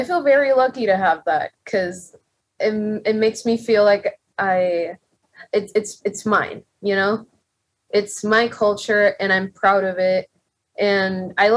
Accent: Puerto Rico; moved away; I'm a singer from Puerto Rico

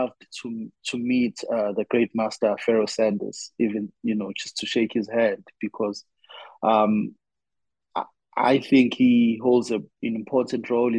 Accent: Durban, KwaZulu-Natal, South Africa; now in Johannesburg, South Africa; I'm from KwaZulu-Natal here in South Africa

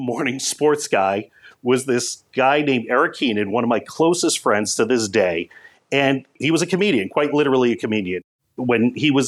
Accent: North Andover, Massachusetts, United States; as a kid growing up in North Andover, Massachusetts

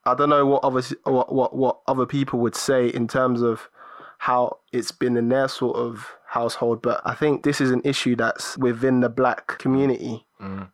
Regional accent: Cameroon; moved away; I was born in Cameroon.

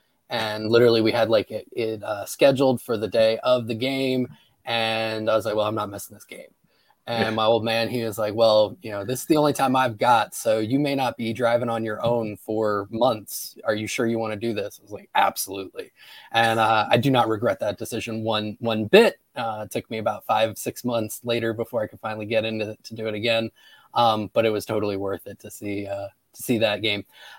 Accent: Tampa, Florida, United States; now in Georgia, United States; I grew up in Tampa.

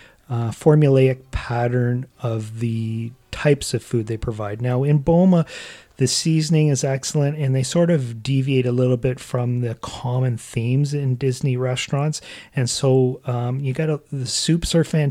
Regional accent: Canada; we are from Canada

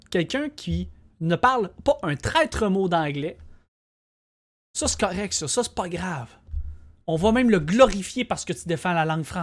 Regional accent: Quebec, Canada; Ça fait partie de notre identité, le français.

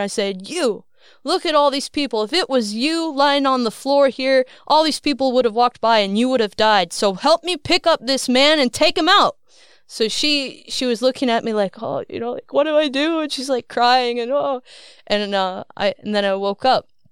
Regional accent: Iowa, United States; moved away; I was born and raised in Iowa

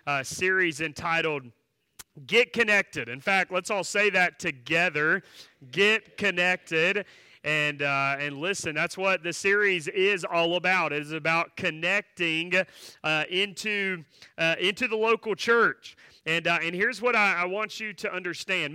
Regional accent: Asheboro, North Carolina, United States; I grew up not far from here. I grew up in Ashboro, so that's where my church was, and so that's where my childhood was

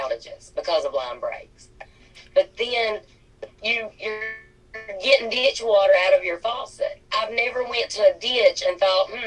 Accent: Martin County, Kentucky, United States; I'm from Martin County, Kentucky

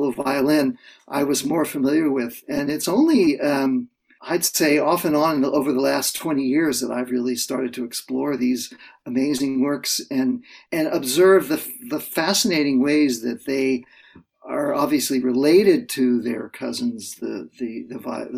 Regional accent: Central Florida, United States; now in Toronto, Canada; I grew up in Central Florida

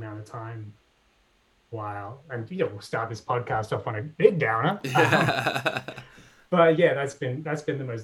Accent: Sydney, New South Wales, Australia; moved away as an adult; also born or lived in Wahroonga; now in United States; I grew up in the in Hornsby Heights, you know, the New York of the northern suburbs of Sydney

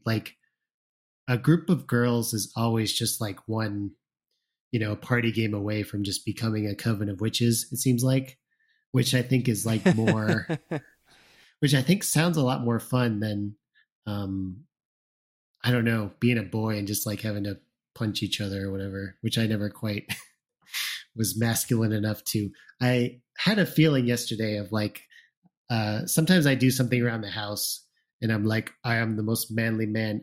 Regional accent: Plainfield, Illinois, United States; I grew up in Plainfield, Illinois

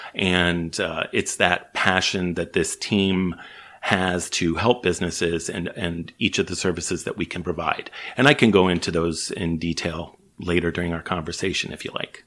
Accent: Chicago, Illinois, United States; moved away as an adult; now in British Columbia, Canada; I'm from the States originally, grew up in Chicago

